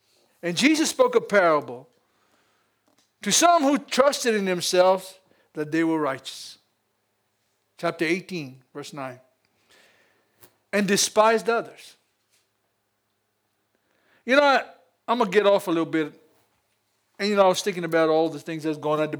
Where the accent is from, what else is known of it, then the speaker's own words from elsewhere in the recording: United States; I'm American